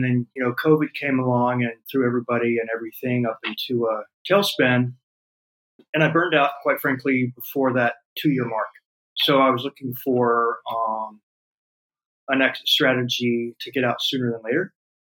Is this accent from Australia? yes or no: no; United States; moved away as an adult; now in Porto, Portugal; So I am from the United States. I moved here in August of 21.